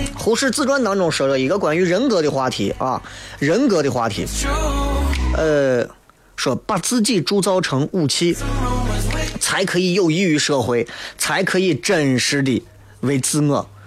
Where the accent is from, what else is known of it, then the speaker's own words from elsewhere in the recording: Xi'an, Shaanxi, China; 我们西安